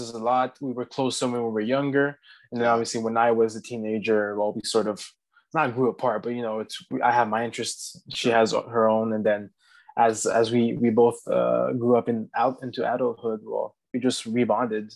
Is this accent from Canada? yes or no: yes; Laval, Quebec, Canada; also born or lived in Salaberry-de-Valleyfield, Quebec; Ended up coming back in the Montreal Laval area when I was about 9, and pretty much from there on out, that's been where I've lived